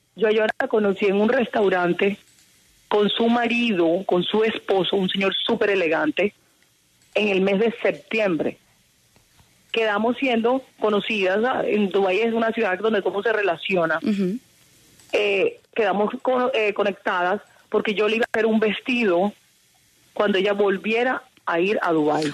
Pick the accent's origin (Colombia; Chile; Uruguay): Colombia; Cartagena, Caribbean coast; yo soy costeña